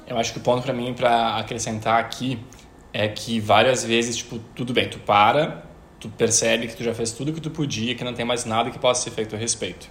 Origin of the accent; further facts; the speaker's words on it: interior of Rio Grande do Sul, Brazil; moved away; Eu vim de uma cidade do interior do Rio Grande do Sul